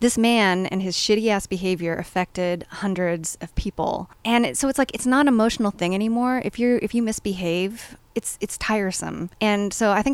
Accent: Los Angeles, California, United States; growing up in Hollywood, California

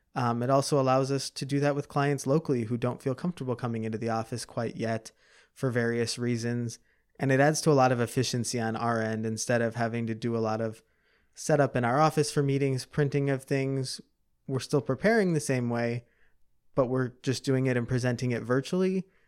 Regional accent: Chicago, Illinois, United States; I grew up in the southwest suburbs of Chicago

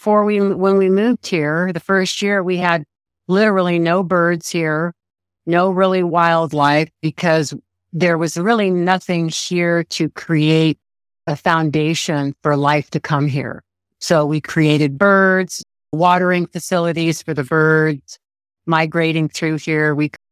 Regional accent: Santa Barbara, California, United States; We got out of California because California got a little too busy. We're from the Santa Barbara area for us, and we were looking for land, and 80 acres basically fell in our laps.

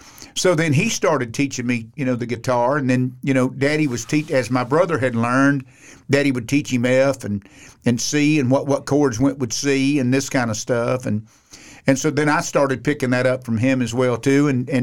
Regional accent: Sanford, Florida, United States; But I actually was born in Sanford, Florida. Mm. Now, I'm a Floridian. I'm an old cracker. So I grew up there.

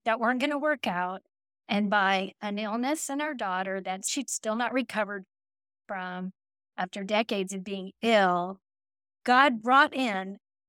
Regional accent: Texas, United States; I'm from Texas, okay? And we don't do snow, and I do not like the cold at all.

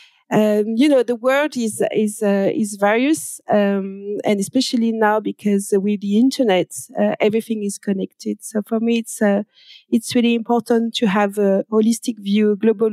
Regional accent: France; accent: French; English is a second language; I'm French. I guess you can hear with my accent.

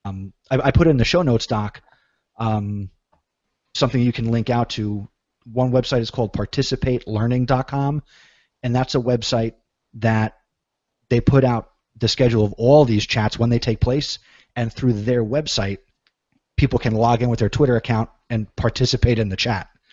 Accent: New Jersey, United States; I'm from New Jersey

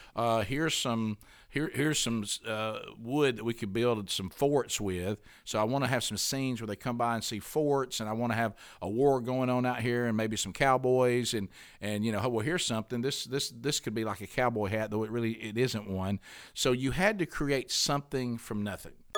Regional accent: Alabama, United States; I'm from Alabama

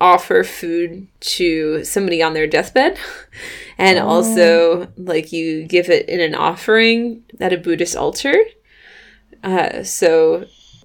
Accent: Tennessee, United States; moved away; I was from Tennessee

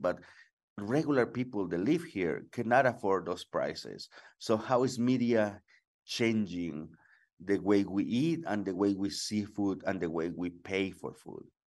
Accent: Oaxaca, Mexico; I'm from Oaxaca and I'm very proud of my communities here

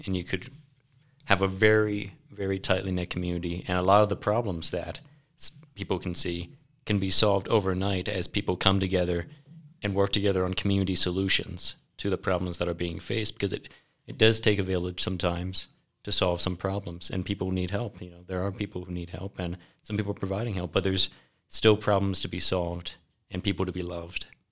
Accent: Maryland, United States; accent: Southern; now in Riverton, United States; I was born and raised in Maryland

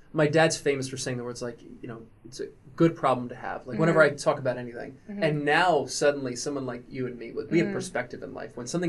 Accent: New Egypt, New Jersey, United States; I'm some kid from New Egypt

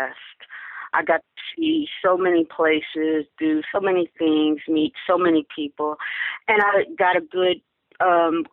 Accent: Newark, New Jersey, United States; moved away as an adult; I became a recruiter for the Navy for four years in my hometown. So I actually went back to my hometown and did recruiting duty

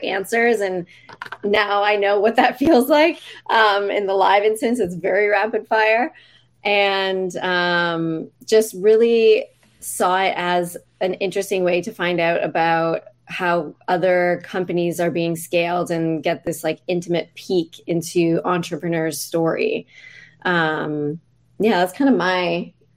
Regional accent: Canada; I grew up in Canada

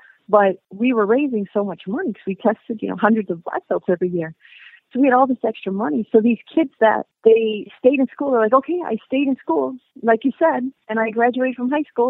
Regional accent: United States; moved away as an adult; also born or lived in Korea; an American living in Korea

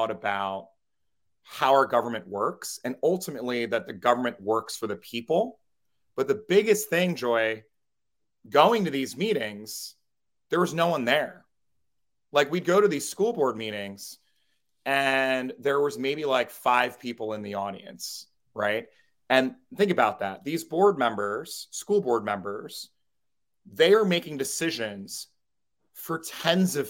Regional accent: Trenton, New Jersey, United States; I grew up in New Jersey, in Trenton, New Jersey.

